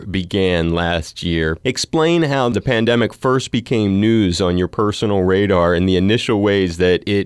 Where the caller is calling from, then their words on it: Laguna Beach, California, United States; also born or lived in New York City; I'm calling you from Laguna Beach, California.